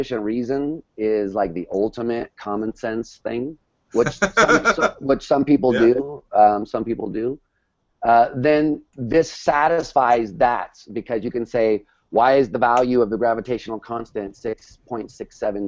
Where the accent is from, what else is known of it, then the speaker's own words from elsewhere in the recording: New York City, New York, United States; as a New Yorker